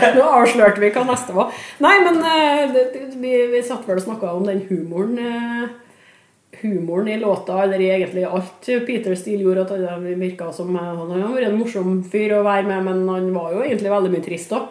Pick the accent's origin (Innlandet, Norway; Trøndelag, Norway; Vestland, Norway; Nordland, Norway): Trøndelag, Norway; Trondheim; det bryggeriet lå eh, bokstavelig talt steinkast der jeg vokste opp